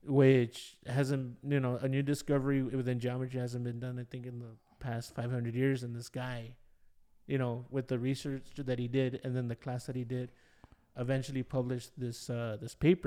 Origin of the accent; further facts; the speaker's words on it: Los Angeles, California, United States; also born or lived in Bay Area; I wasn't exposed to a lot of things growing up in Ball Heights.